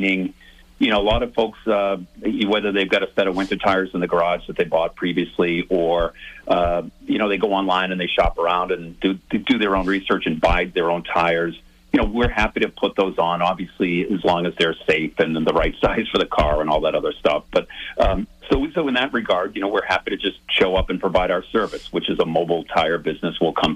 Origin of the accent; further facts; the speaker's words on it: South Shore, Massachusetts, United States; I grew up on the South Shore.